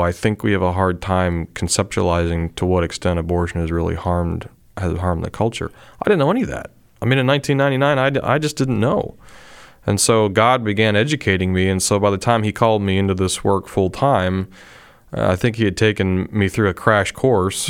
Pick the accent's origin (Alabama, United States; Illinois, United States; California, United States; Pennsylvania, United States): Pennsylvania, United States; moved away; I'm originally from Pennsylvania